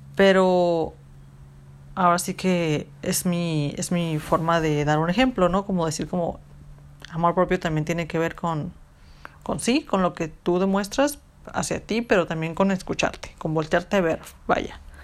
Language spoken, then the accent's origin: Spanish; Mexico; nosotros como cultura mexicana, en la que vivimos, en las que nos criaron